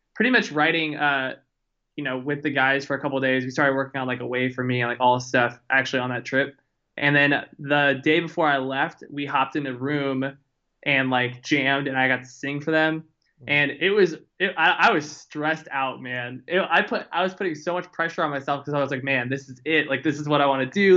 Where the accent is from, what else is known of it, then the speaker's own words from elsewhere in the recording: Houston, Texas, United States; now in Austin, United States; I was born and raised in Houston